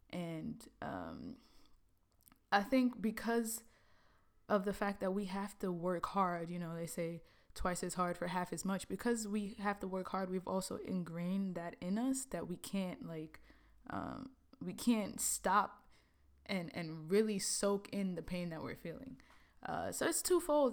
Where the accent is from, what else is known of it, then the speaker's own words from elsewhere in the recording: New York City, New York, United States; moved away as an adult; also born or lived in Trinidad; now in Los Angeles, United States; growing up in Brooklyn, you know, I was born in the Caribbean, born in Trinidad